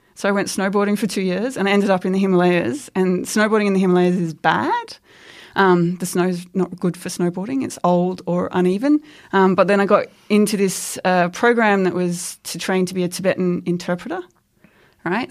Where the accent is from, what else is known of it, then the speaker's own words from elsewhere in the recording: Queensland, Australia; I grew up in Queensland